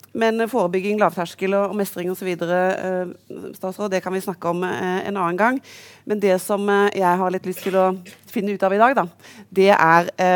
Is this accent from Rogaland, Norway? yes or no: yes; Karmøy, Rogaland, Norway; now in Oslo, Norway; der hvor jeg egentlig kommer fra, utenfor Haugesund